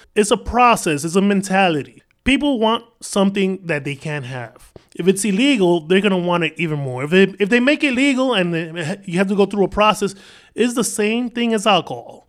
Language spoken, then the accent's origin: English; New York City, New York, United States; I was born and raised in Washington Heights